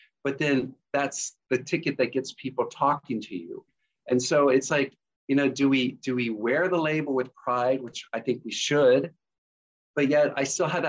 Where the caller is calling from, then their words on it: Kettering, Ohio, United States; I'm coming in from Kettering, Ohio, which is outside of Dayton, Ohio, in the U.S.